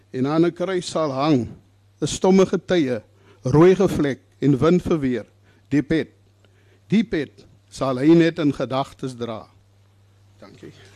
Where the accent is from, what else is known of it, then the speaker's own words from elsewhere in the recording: Worcester, Western Cape, South Africa; Ek is van Woester, gebore en getoe 'n Bolander.